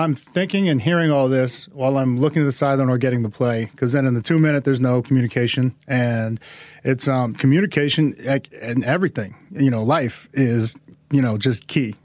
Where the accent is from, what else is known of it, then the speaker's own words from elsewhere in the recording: Boston, Massachusetts, United States; I am of Samoan heritage, but I grew up in Boston